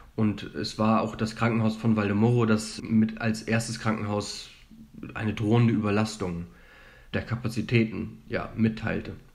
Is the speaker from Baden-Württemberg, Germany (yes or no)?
no; Hamburg, Germany; moved away as an adult; also born or lived in Leipzig; now in Madrid, Spain; Wenn du mich als Deutschen und als Hamburger ähm, fragst